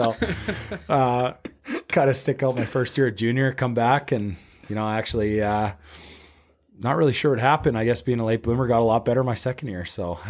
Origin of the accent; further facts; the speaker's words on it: Canada; just being a Canadian guy and you know, having the outdoor rinks, growing up in the outdoor rinks